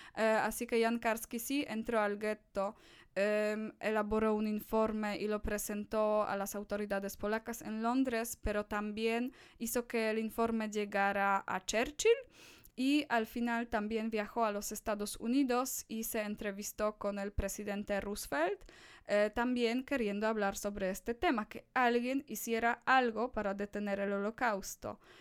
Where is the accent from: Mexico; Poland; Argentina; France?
Poland; Spanish is a second language; soy una de las pocas polacas, polacos con los que eh, estas personas van a tener contacto en mi país